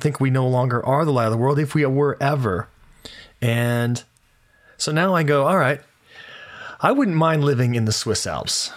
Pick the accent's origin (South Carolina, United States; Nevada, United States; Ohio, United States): Nevada, United States; Las Vegas; moved away; I'm from Las Vegas